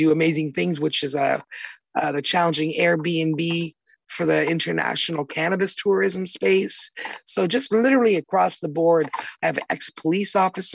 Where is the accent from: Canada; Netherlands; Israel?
Canada; also born or lived in Toronto, Canada / Chatham, Canada; I'm from Canada